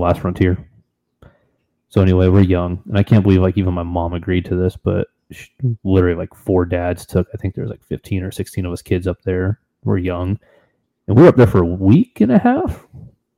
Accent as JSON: {"language": "English", "region": "Florida", "country": "United States", "said": "I'm from Florida."}